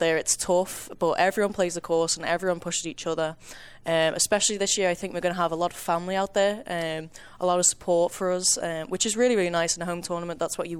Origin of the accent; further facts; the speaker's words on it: Golf Coast of England, Northwest, North West England, United Kingdom; moved away as an adult; now in Kansas, United States; I am from the Gulf Coast of England.